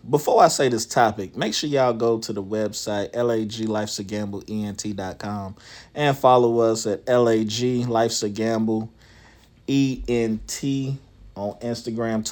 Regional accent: Charlotte, North Carolina, United States; I'm from the South

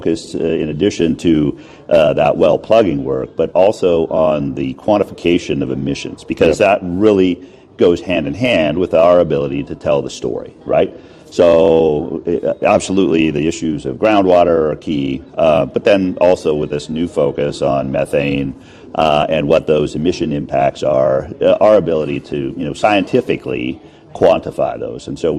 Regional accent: Anchorage, Alaska, United States; moved away; I grew up in Anchorage, Alaska. Yeah. So moved up there in 1970

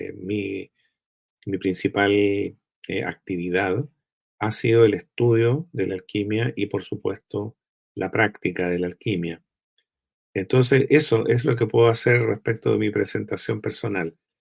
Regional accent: Chile; soy un chileno que nació en esta tierra hace ya 68 años atrás

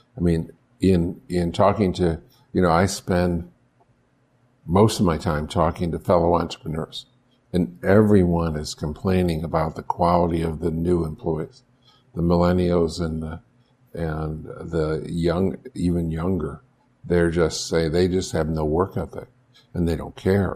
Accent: Buffalo, New York, United States; moved away; I grew up in Buffalo, I knew the Canadian tax system

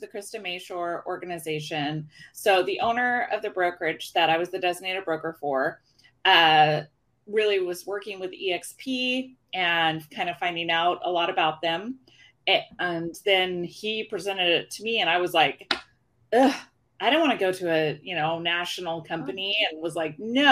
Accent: Issaquah, Washington, United States; also born or lived in California; I grew up in Issaquah, Washington.

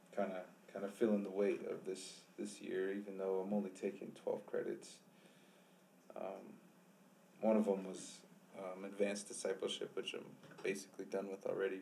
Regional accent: Flagstaff, Arizona, United States; also born or lived in Winslow, Arizona; I grew up here in Flagstaff

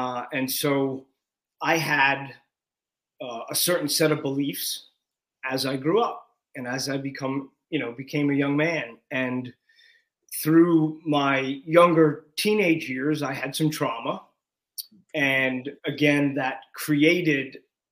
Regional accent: New York, United States; I grew up in New York.

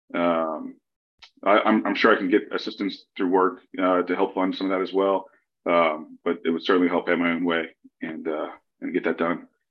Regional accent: Lafayette, Louisiana, United States; moved away as an adult; Lafayette, Louisiana. Uh, this is my hometown, um, so I was excited to find a, a role uh, that allowed me to move home.

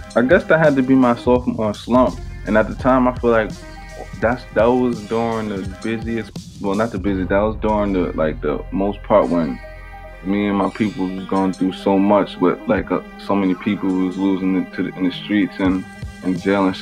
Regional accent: Bayonne, New Jersey, United States; But I was always from Bayonne. Now I'm back in Bayonne

